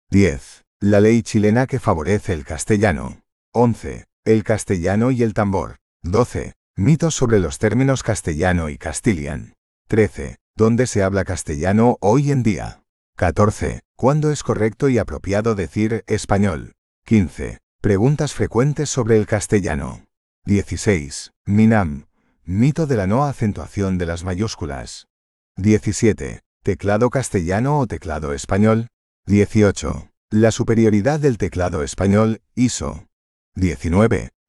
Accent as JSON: {"language": "Spanish", "region": "Connecticut", "country": "United States", "tie": "born or raised there", "first_language": "English", "second_language": "Spanish", "said": "Para los que aún no me conocen, soy estadounidense y el primer idioma que hablé fue el inglés. Nací y me crié en el estado de Connecticut."}